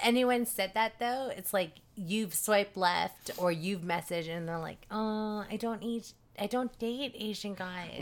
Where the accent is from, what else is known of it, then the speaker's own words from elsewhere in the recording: Surrey, British Columbia, Canada; I grew up in Surrey